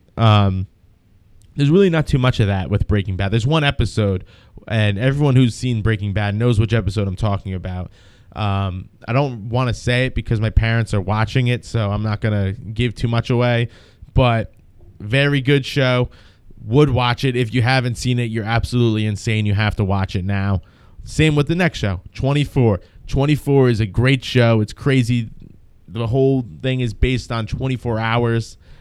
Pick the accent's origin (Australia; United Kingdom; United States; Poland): United States; New Jersey; I'm from New Jersey